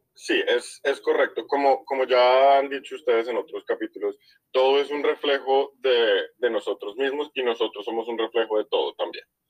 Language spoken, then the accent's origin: Spanish; Colombia; nosotros dos somos colombianos